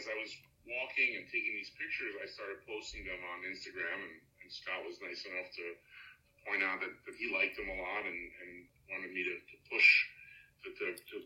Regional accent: Belgium; now in New York, United States; I was born in Europe.

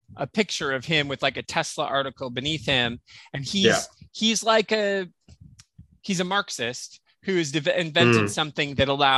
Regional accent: United States

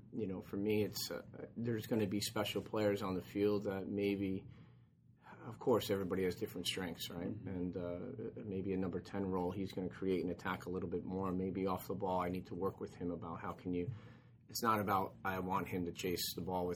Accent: United States; moved away as an adult; being in the English League as an American player

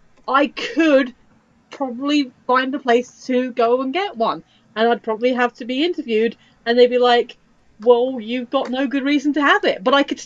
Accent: United Kingdom; we're watching this as British people

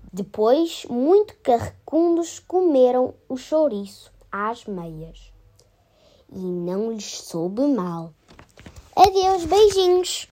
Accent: Portugal; venho da escola em de Pombal e sou de Portugal

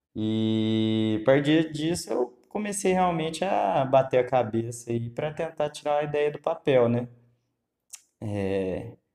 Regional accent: Lavras, Minas Gerais, Brazil; Sou morador de Lavras, Minas Gerais.

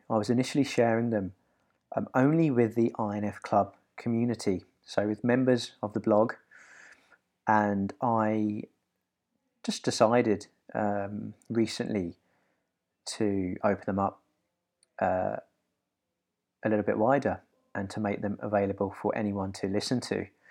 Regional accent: London, United Kingdom; I have got a simpler upbringing, I guess, in that I've always been in London

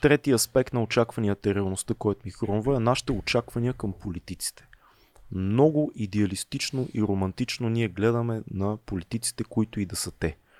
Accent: Bulgaria; каквито сме повечето българи

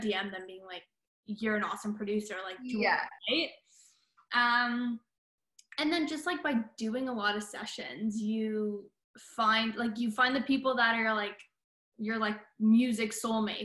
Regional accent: Toronto, Ontario, Canada; moved away as an adult; also born or lived in Boston / Los Angeles; I grew up in Toronto

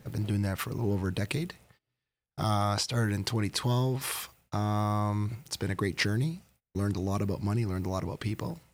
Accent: Woodbridge, Ontario, Canada; I grew up in Woodbridge

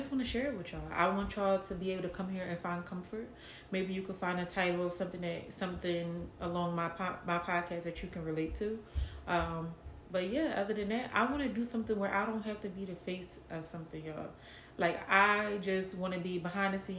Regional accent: Philadelphia, Pennsylvania, United States; moved away as an adult; now in Atlanta, United States; I am from West Philadelphia, born and raised

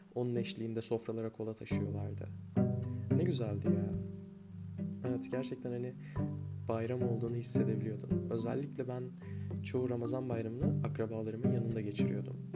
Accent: Anatolia, Turkey; also born or lived in Sivas; Bir Anadolu'da yetiştim ben

